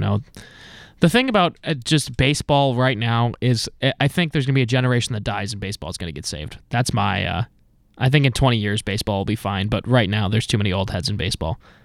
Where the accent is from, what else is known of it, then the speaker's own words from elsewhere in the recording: East Coast, United States; moved away; I grew up on the East Coast